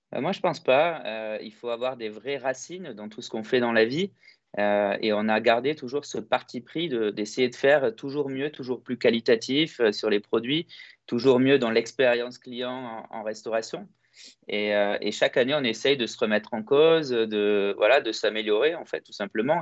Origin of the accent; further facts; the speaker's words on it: Greece; la force qu'on a chez nous en Grèce, c'est que tout est fait à la main